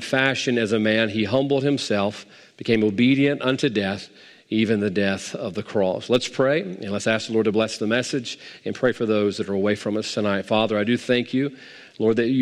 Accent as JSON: {"language": "English", "country": "United States", "said": "I'm an American"}